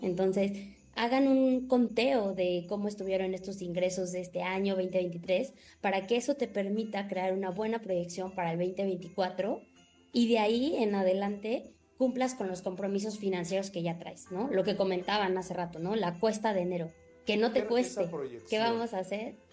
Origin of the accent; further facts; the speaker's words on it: Mexico; los mexicanos primero gastamos y al último si nos sobra ahorramos